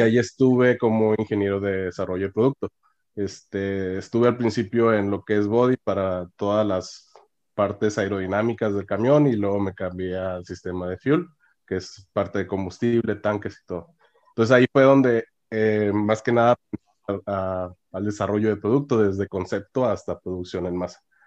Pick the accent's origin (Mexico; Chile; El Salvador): Mexico; Monclova, Coahuila; moved away as an adult; also born or lived in Oaxaca / Monterrey, Nuevo León; now in Canada; soy de Oaxaca, pero me crecí en el norte, en Monclova, Coahuila